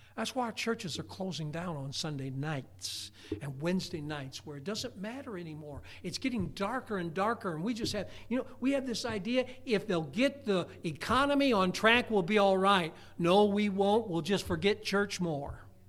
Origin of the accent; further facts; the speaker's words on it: United States; I was born in America.